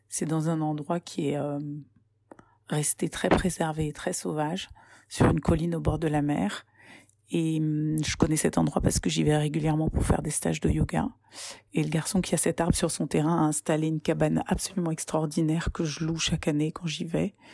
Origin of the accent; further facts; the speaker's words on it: Paris, Île-de-France, France; born there; je suis née à Paris en 1970, où je vis.